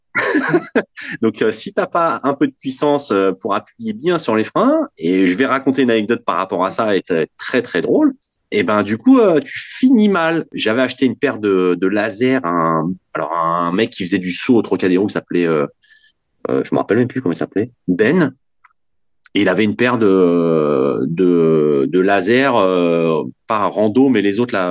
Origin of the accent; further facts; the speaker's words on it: Vanves, Île-de-France, France; j'étais en sixième et j'étais avec trois potes à moi et euh, on habitait Vanves, donc euh, porte de Brancion